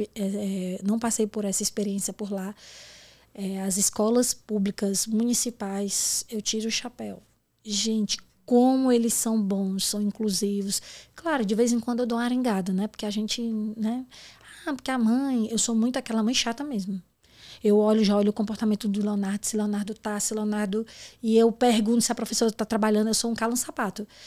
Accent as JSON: {"language": "Portuguese", "region": "Ceará", "country": "Brazil", "moved": "yes", "said": "eu sou cearense, você sabe que cearense não tem papo na língua"}